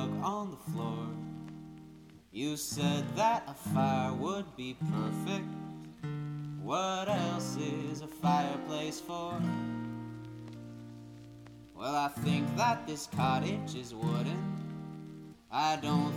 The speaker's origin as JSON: {"language": "English", "town": "Toronto", "region": "Ontario", "country": "Canada", "tie": "born or raised there", "said": "I grew up in Toronto"}